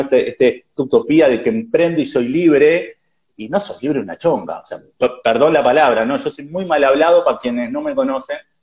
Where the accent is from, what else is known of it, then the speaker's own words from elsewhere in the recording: Uruguay; now in Barcelona, Spain; ahora vivo en Barcelona, soy uruguayo, he vivido en varios países